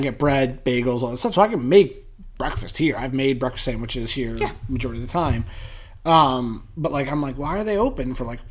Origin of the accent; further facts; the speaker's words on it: Massachusetts, United States; I grew up in Massachusetts